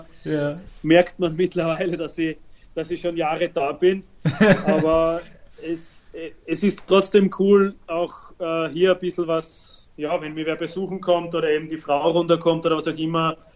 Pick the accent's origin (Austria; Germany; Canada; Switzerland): Austria; now in Italy; weil ich mich bestens eingefügt habe in Italien und die eigentlich oder mich keiner mehr als, als Italiener sieht, mhm. äh, äh als Österreicher sieht.